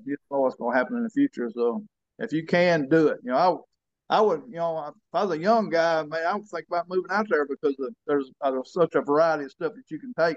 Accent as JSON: {"language": "English", "town": "Colvin", "country": "United States", "tie": "born or raised there", "said": "we moved to the back to where I was born at in Colvin"}